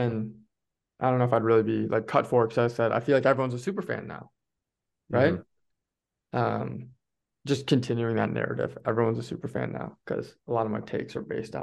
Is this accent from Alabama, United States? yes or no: no; Stillwater, Minnesota, United States; we're both Minnesotans. She's from St. Paul. I'm from Stillwater